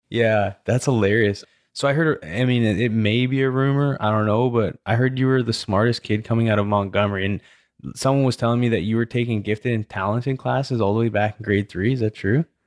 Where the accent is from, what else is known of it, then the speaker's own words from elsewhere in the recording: British Columbia, Canada; now in Katy, United States; I grew up in British Columbia where it's freshwater lakes